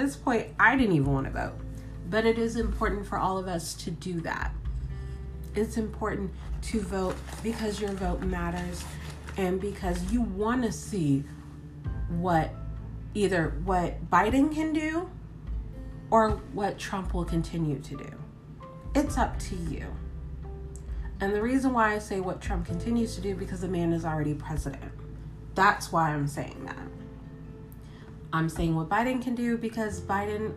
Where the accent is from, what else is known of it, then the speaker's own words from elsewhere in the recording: United States; me as an American citizen, me as a voter